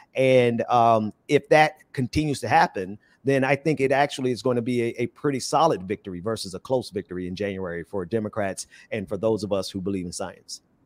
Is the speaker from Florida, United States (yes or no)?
yes; Fort Lauderdale, Florida, United States; now in Atlanta, United States; grew up in Fort Lauderdale.